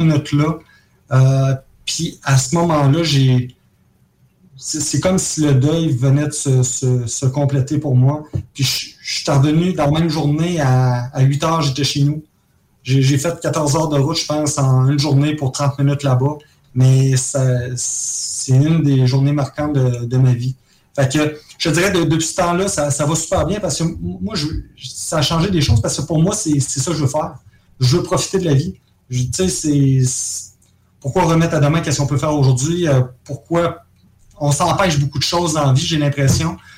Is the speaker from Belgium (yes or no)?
no; Jouvence, Quebec, Canada; also born or lived in Caracas, Venezuela / Trois-Rivières; on vient de Jouvence, euh, toute la gang. On a, on a vécu à Caracas pendant trois ans, euh, quand on était très jeunes